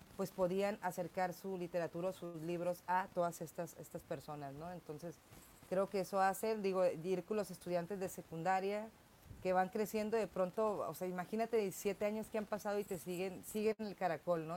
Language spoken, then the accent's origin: Spanish; Tijuana, Baja California, Mexico; soy tijuanense de papás tijuanenses